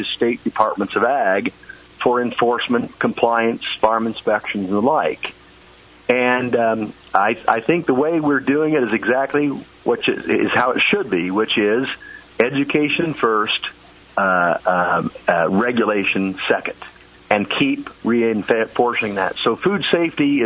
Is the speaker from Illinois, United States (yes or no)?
no; Indiana, United States; in my home state of Indiana